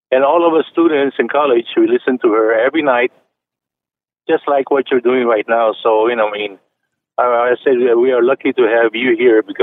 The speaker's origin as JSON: {"language": "English", "country": "Philippines", "said": "I'm, I'm from the Philippines, and way back six, the 60s, we have a Lila Benitez"}